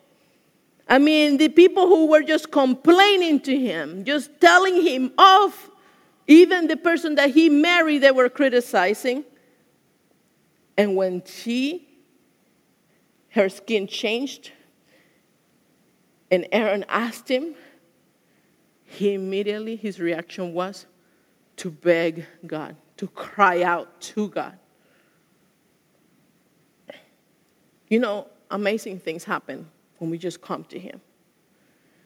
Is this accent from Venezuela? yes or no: yes; Venezuela; moved away; I went to a Catholic school. I'm from Venezuela